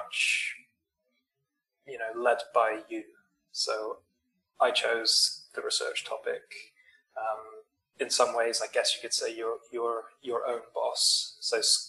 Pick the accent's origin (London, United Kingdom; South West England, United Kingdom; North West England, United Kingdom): South West England, United Kingdom; Weymouth; moved away as an adult; now in Canada; I grew up in the UK in a little seaside town called Weymouth in South England.